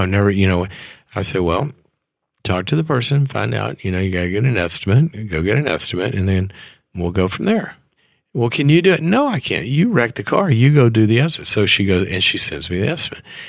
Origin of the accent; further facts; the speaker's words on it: Mississippi, United States; moved away as an adult; also born or lived in Texas; I went to school in Texas. I, I was from Mississippi